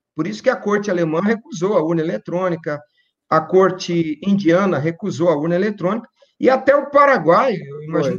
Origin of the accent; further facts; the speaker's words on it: Campo Grande, Mato Grosso do Sul, Brazil; lá na minha cidade, em Campo Grande, Mato Grosso do Sul